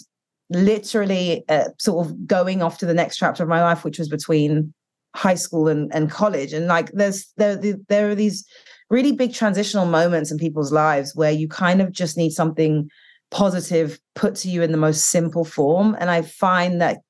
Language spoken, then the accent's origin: English; United Kingdom; now in United States; growing up in the UK and being Black British and Caribbean, and then coming here